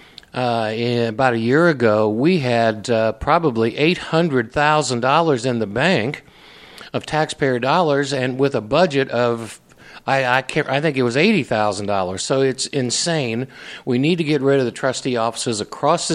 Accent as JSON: {"language": "English", "town": "Indianapolis", "region": "Indiana", "country": "United States", "tie": "born or raised there", "lives_now": "Brownsburg, United States", "said": "I was raised really in Indianapolis."}